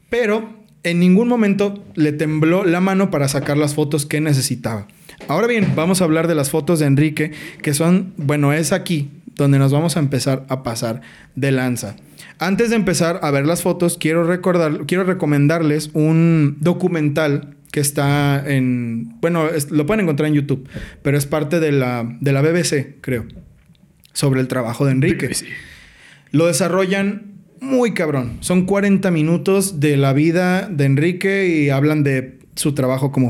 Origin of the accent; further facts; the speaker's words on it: Mexico; Así de atrasados estamos como sociedad mexicana